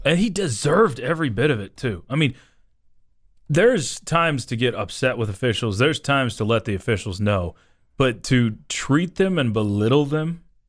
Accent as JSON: {"language": "English", "town": "Dumas", "region": "Texas", "country": "United States", "tie": "born or raised there", "said": "I grew up in Dumas, which is mostly Spanish speaking"}